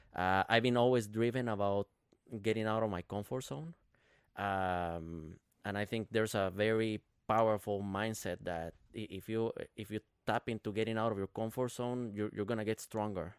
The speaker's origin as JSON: {"language": "English", "country": "Guatemala", "tie": "born or raised there", "moved": "yes", "lives_now": "Minnesota, United States", "said": "I'm, I'm from Guatemala, right? Uh, but I've been living in, in Minnesota since two thousand twelve"}